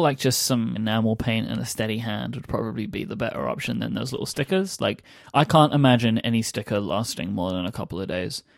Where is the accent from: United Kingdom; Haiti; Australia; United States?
United Kingdom; England; accent: British; being an English person